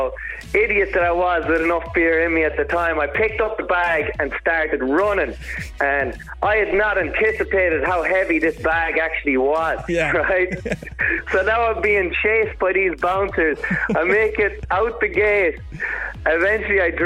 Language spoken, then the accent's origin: English; Longford, Leinster, Ireland; moved away as an adult; also born or lived in Limerick, Ireland; now in New York City, United States; I grew up in Longford and I went to college, actually, in the University of Limerick.